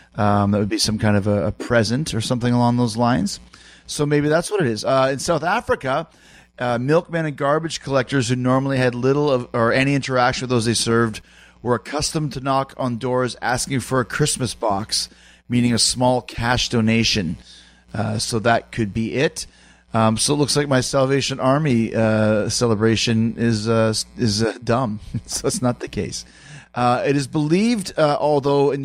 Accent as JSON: {"language": "English", "town": "Winnipeg", "region": "Manitoba", "country": "Canada", "tie": "born or raised there", "said": "when I grew up in Winnipeg"}